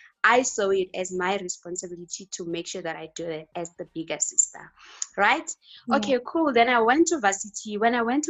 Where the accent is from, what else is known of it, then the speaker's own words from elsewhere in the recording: Limpopo, South Africa; South Africa, Limpopo.